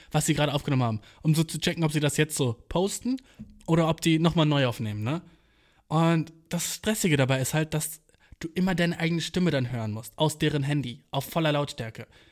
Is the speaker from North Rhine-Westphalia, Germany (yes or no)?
no; Göttingen, Lower Saxony, Germany; Göttingen, weil das meine Heimatstadt ist